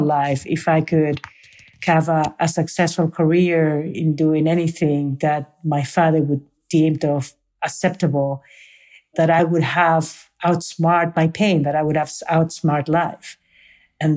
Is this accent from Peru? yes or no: yes; Peru; now in United States; from Peru